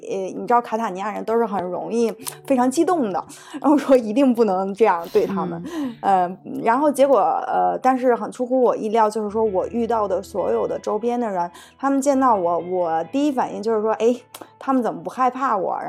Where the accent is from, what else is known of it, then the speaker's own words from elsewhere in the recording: China; now in Italy; 她可能看到我是中国人，她就很支支吾吾的不跟我讲话了。